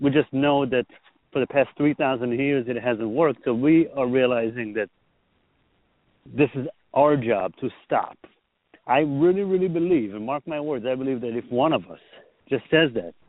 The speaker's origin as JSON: {"language": "English", "country": "Israel", "tie": "born or raised there", "said": "I was born in Israel and I grew up in a very religious Orthodox society"}